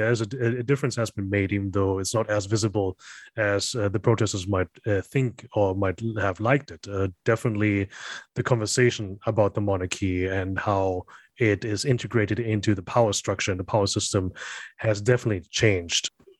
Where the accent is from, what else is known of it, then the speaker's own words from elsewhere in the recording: Germany; now in Bangkok, Thailand; I think being a Thai, but not really growing up here, I was born and raised in Germany. Being native, but then again, not really fully native either.